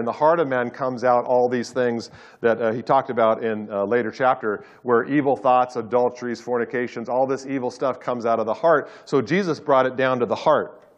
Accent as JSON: {"language": "English", "area": "Orange County", "region": "California", "country": "United States", "tie": "born or raised there", "said": "I grew up in Orange County"}